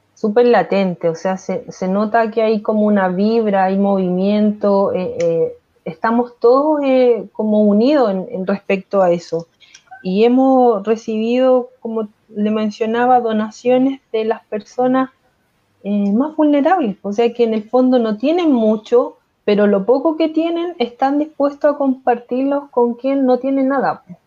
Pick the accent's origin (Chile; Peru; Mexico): Chile; Viña del Mar, Valparaíso; soy pobladora desde, desde mi nacimiento, vivo en la población